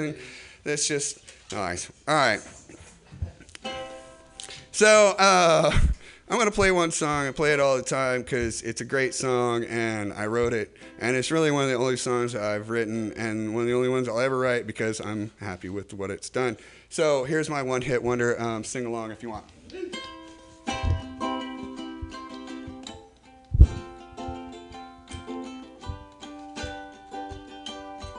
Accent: Indiana, United States; I'm from Indiana

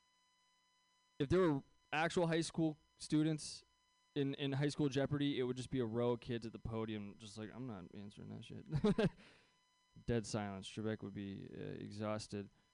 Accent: San Francisco Bay Area, California, United States; I grew up here in the Bay Area

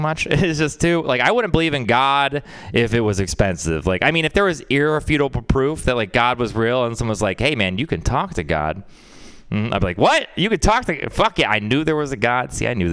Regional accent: Texas, United States; I'm from Texas

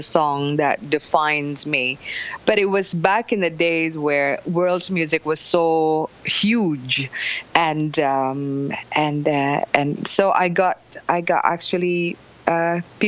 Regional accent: Indonesia; I'm from Indonesia

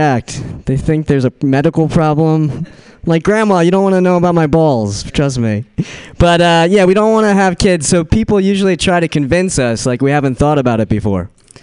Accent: Brooklyn, New York, United States; accent: Brooklyn; I'm from Brooklyn. That's my Brooklyn accent.

